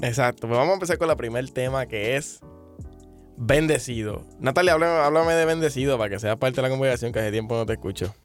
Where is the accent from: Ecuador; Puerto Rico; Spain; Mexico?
Puerto Rico; como buen puertorriqueño me como las letras